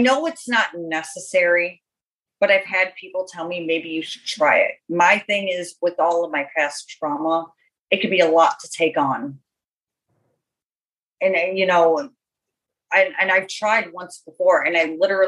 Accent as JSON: {"language": "English", "town": "Buffalo", "region": "New York", "country": "United States", "moved": "yes", "lives_now": "Florida, United States", "said": "I'm originally from Buffalo, New York. I'm in Florida now"}